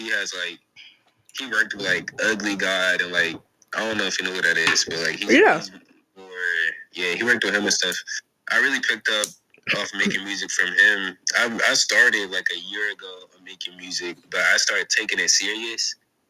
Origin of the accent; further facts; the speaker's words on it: Snellville, Georgia, United States; I'm from Gwinnett. Actually, I'm from Snowville.